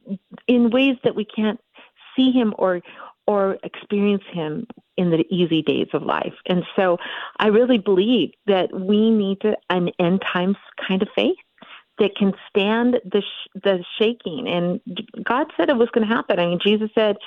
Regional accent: Montana, United States; from Montana. I live in the beautiful Big Sky State and was born and raised here.

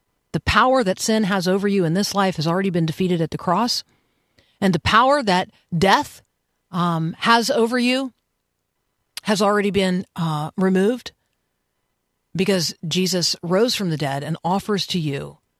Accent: Tampa, Florida, United States; I grew up in Tampa and I went to the University of Florida as an undergrad

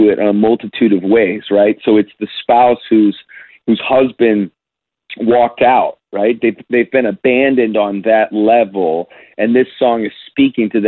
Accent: Chicago, Illinois, United States; now in Nashville, United States; since I've left Chicago, where I grew up and lived in Nashville

